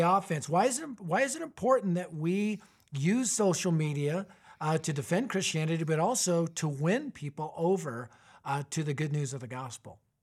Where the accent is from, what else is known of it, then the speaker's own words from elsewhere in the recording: Arvada, Colorado, United States; my hometown, Arvada, Colorado